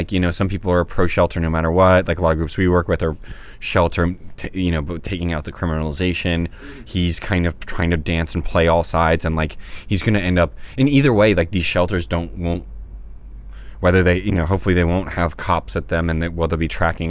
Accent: the South, United States; I grew up in the South. Like, come on.

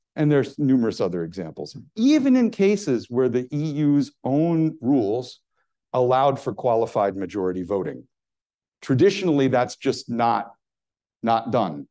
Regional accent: United States; as an American

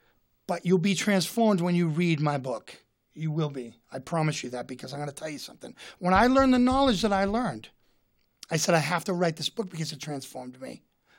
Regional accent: Boston, Massachusetts, United States; And so I come from the Irish towns. My family comes both sides of my family from the Irish towns of Boston, and I'm very proud of that.

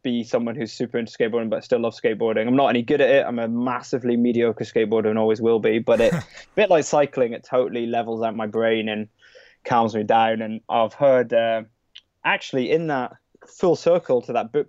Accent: Scotland, United Kingdom; also born or lived in London; now in Brighton, United Kingdom; It's up in Scotland, where I'm actually from originally. I was born and brought up in Scotland.

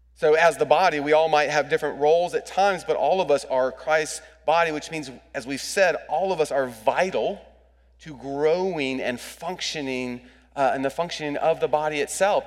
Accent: United States; as an American

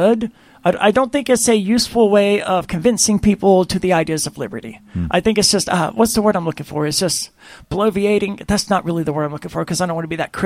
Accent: Mississippi, United States; I'm from the South, from the state of Mississippi

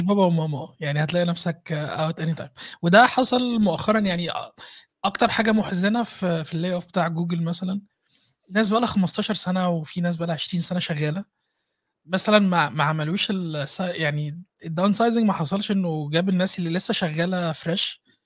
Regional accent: Egypt; now in Vienna, Austria; احنا كمصريين

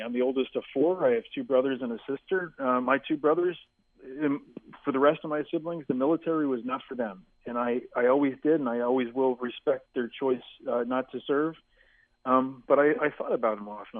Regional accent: New York City, New York, United States; we grew up in Manhattan

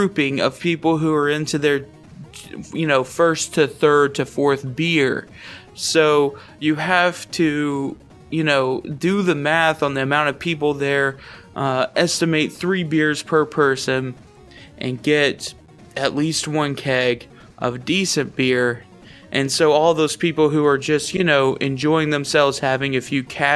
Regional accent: Louisiana, United States; I grew up in Louisiana

